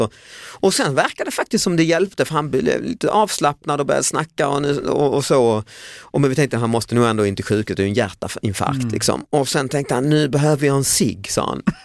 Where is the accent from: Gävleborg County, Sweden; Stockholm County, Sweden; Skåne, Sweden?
Skåne, Sweden; Lund; min hemstad Lund